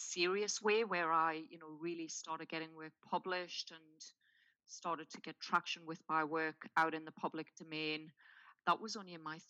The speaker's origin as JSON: {"language": "English", "town": "Newcastle upon Tyne", "region": "North East England", "country": "United Kingdom", "tie": "born or raised there", "said": "I was born in Newcastle upon Tyne in the UK and raised very much in a working class environment"}